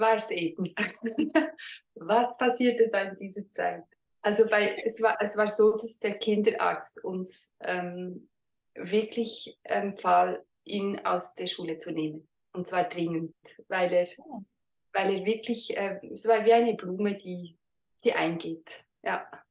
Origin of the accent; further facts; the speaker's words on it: Switzerland; Wir kommen ja nicht aus Deutschland, wir kommen aus der Schweiz.